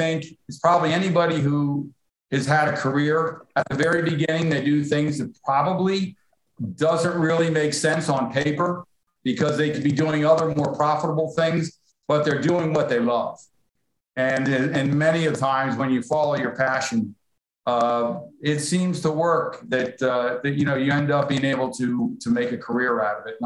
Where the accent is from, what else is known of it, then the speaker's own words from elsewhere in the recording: Hamilton Township, New Jersey, United States; also born or lived in Lenoir, North Carolina; I grew up in the Trenton area, New Jersey, Hamilton Township.